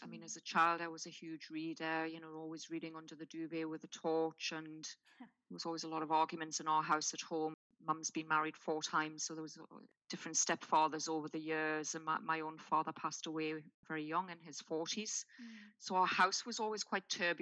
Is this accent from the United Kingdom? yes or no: yes; Newcastle upon Tyne, North East England, United Kingdom; I was born in Newcastle upon Tyne in the UK and raised very much in a working class environment